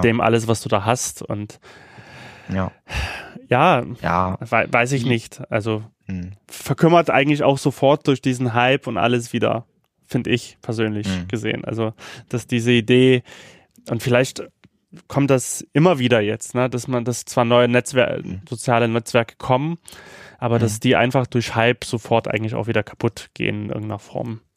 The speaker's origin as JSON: {"language": "German", "town": "Sofia", "region": "Sofia City", "country": "Bulgaria", "tie": "born or raised there", "moved": "yes", "said": "in Sofia lebt, in der Hauptstadt von mhm. Bulgarien. Und da, und da das ja auch mein Geburtsort ist"}